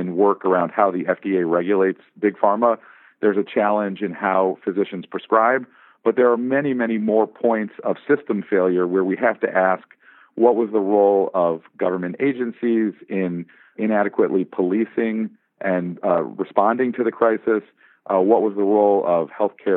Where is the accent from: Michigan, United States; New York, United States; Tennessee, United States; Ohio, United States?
Michigan, United States; Southfield; moved away as an adult; also born or lived in Chicago; now in Los Angeles, United States; I grew up in Southfield, Michigan. I count myself as a faithful member of the Michigan diaspora out here in Los Angeles